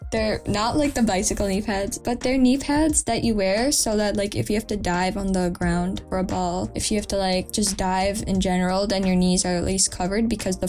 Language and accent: English; Chicago, Illinois, United States; my parents were from India, and then they got married and they moved here, settled in Chicago. That is where I was born. So technically I am just like, I'm not an Indian citizen. I am just from Chicago. But my parents are from India, so I am like Indian and I'm also American.